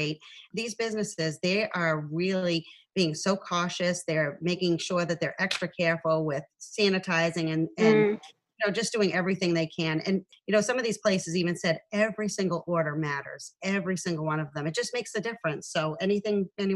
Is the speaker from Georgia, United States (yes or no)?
no; Dracut, Massachusetts, United States; I'm originally from Dracut